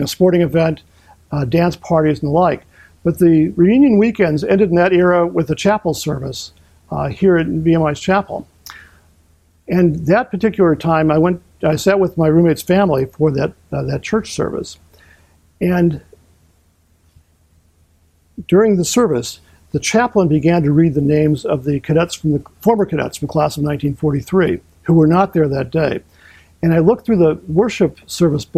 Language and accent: English; Northwest Indiana, United States; moved away as an adult; also born or lived in Chicago, Illinois / Virginia; I was born here in Chicago, grew up in Northwest Indiana